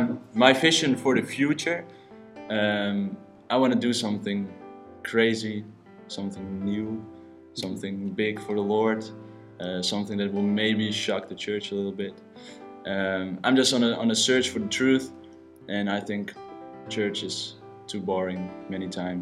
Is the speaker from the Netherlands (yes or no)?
yes; Amsterdam, North Holland, Netherlands; born and raised in Amsterdam.